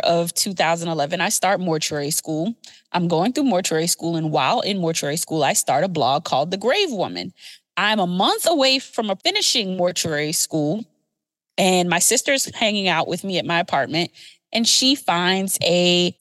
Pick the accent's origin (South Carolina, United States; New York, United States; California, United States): South Carolina, United States; Beaufort; I'm from Beaufort, South Carolina